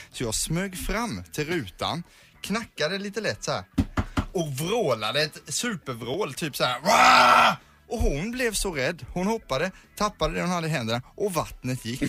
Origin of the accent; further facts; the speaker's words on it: Karlskrona, Blekinge, Sweden; moved away; hemma i Karlskrona